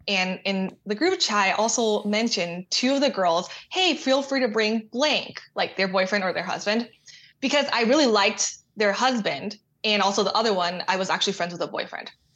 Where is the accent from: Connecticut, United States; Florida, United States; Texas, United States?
Texas, United States; Austin; I grew up in Austin